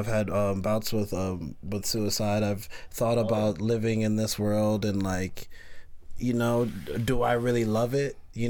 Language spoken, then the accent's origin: English; Pennsylvania, United States; moved away; also born or lived in Brooklyn, New York / North Carolina; I was born in Brooklyn, right? But my mom moved to Pennsylvania when I was like 3, set up. And like she got her bachelor's degree and she started working in corporate, and I moved to Pennsylvania with her around 3 or 4